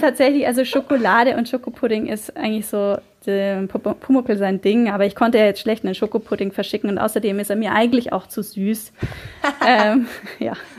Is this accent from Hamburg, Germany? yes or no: no; Munich, Bavaria, Germany; für mich als Münchner Kindle, diese Serie gehört natürlich zu meiner Kindheit dazu